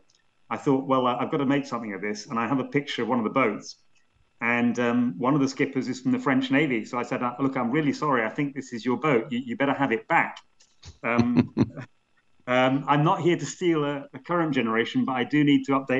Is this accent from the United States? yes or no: no; Scotland, United Kingdom; I have a Welsh grandfather, an Irish grandfather, and I grew up in Scotland